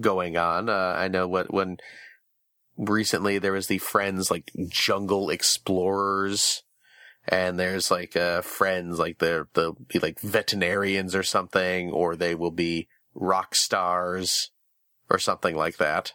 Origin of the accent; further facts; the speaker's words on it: Chicago, Illinois, United States; I'm from the Chicagoland area